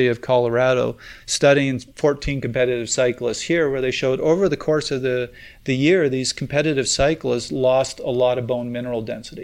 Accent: Canada; I'm Canadian

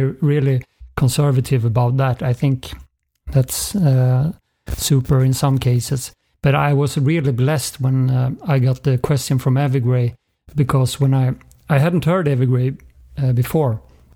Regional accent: Uppsala, Uppsala County, Sweden; moved away; also born or lived in Gothenburg; I'm not from Gothenburg. I'm from outside of Stockholm, Uppsala. But then I moved to Gothenburg for other reasons

